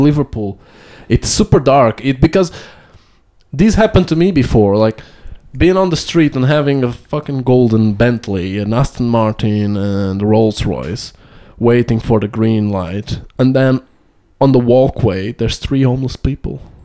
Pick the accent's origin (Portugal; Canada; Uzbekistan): Portugal; Amadora, Lisbon; where I was born and where where I grew up in Amadora